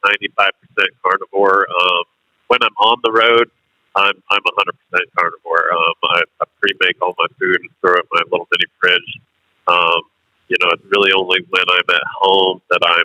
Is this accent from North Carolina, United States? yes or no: yes; North Carolina, United States; now in Cheyenne, United States; I grew up in North Carolina